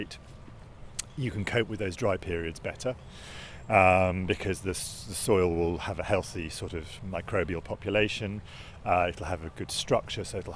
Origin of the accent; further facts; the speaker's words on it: Hertfordshire, East of England, United Kingdom; I'm from Hertfordshire